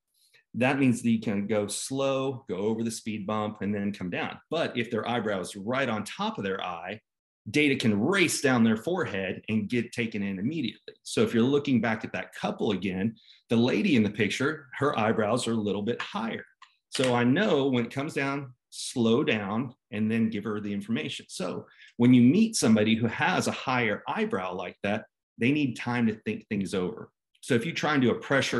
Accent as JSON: {"language": "English", "town": "Dallas", "region": "Texas", "country": "United States", "tie": "born or raised there", "said": "I grew up here in Dallas, Texas, actually in between Dallas and Fort Worth. Moved here when I was three"}